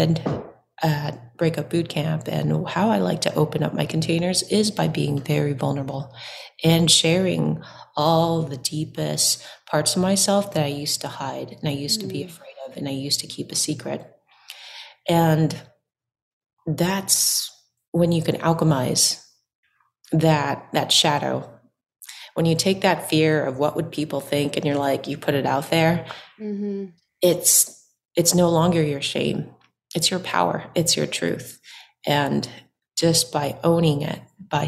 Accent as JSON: {"language": "English", "area": "Orange County", "region": "California", "country": "United States", "tie": "born or raised there", "said": "I was born and raised in Orange County, and my folks were from Vietnam, and they immigrated here in the 80s."}